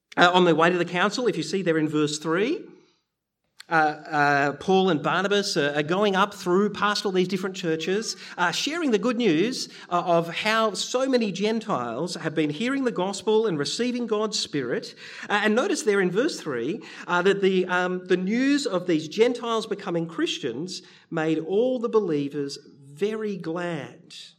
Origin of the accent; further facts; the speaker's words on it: Bendigo, Victoria, Australia; I grew up in Bendigo